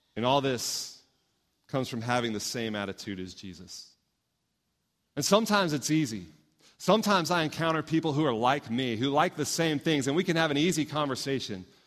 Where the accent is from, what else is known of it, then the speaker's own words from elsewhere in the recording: Houston, Texas, United States; moved away; growing up in Houston, I got to see this church grow